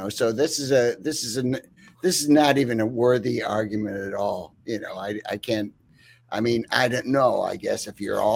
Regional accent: upstate New York, United States; I played a few shows in upstate New York, my local bar in my hometown.

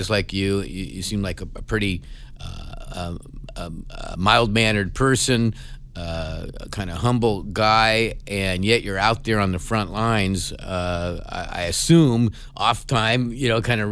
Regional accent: Los Angeles, California, United States; we grew up in Los Angeles. We grew up in the Valley

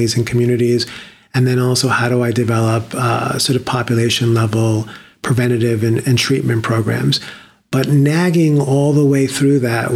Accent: New York City, New York, United States; born and raised in the Bronx

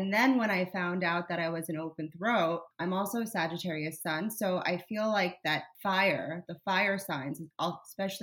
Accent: South Florida, United States; I grew up in South Florida

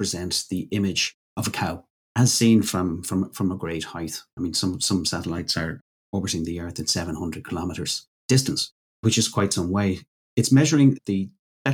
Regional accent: Ireland; my home country, Ireland

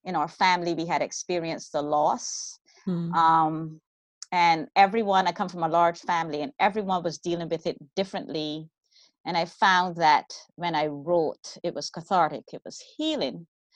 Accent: Bahamas; now in California, United States; I'm originally from the Bahamas

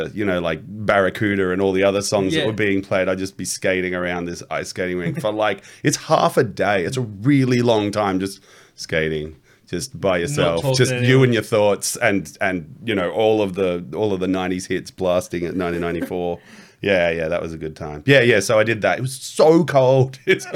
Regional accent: Canberra, Australian Capital Territory, Australia; born or raised there; also born or lived in Blue Mountains, New South Wales

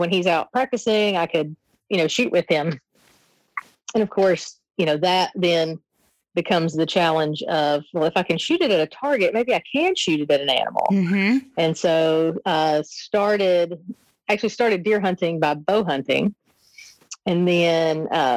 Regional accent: Southeast Tennessee, United States; I grew up in Southeast Tennessee, so I grew up seeing those mountains my whole life

